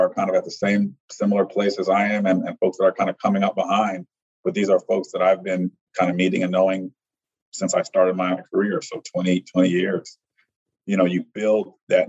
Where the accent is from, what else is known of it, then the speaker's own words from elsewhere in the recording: Chicago, Illinois, United States; I'm from Chicago. Mm-hmm. And so I grew up in downtown Chicago